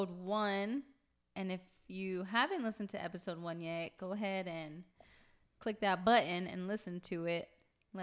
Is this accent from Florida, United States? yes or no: yes; Palm Beach, Florida, United States; also born or lived in Queens, New York; I was born in New York, but I came down when I was like very little. So I'm a Florida girl.